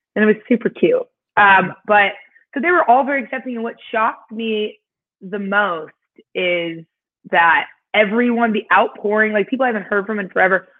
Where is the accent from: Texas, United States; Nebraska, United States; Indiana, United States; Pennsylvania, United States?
Indiana, United States; moved away; I was born and raised in Indiana